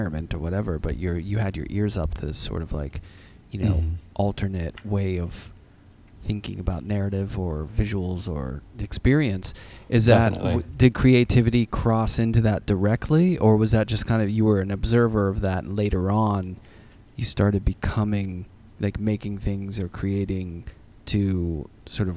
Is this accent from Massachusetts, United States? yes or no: no; Pittsburgh, Pennsylvania, United States; moved away; I grew up in Pittsburgh, like just outside the city